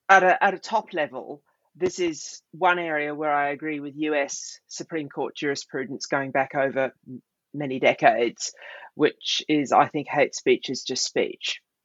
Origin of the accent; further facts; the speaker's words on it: Australia; moved away; also born or lived in United Kingdom; my home country of Australia, a Commonwealth country.